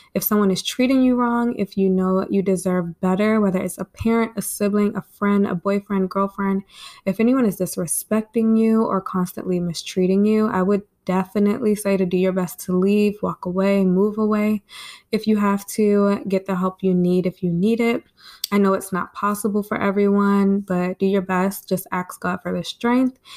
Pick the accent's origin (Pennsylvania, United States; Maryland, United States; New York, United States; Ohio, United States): Maryland, United States; I actually just stayed home in my hometown, town in Maryland, and I like it